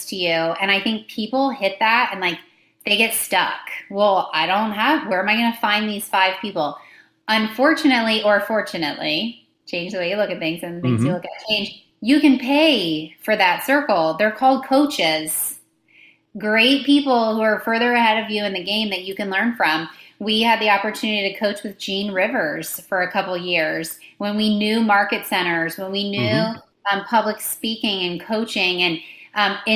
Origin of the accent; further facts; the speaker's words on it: Tampa, Florida, United States; I grew up in the Tampa Bay area